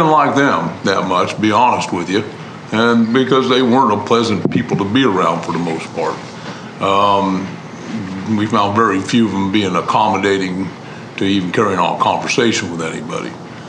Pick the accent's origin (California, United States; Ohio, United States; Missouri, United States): Missouri, United States; Northeast; So we come from that time growing up in Northeast Missouri